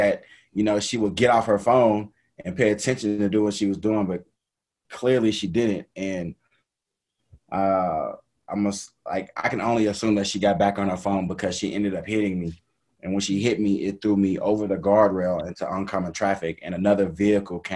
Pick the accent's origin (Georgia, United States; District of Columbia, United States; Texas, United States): Texas, United States; Dallas; I'm originally from Dallas, Texas. Grew up playing just, I guess, the traditional sports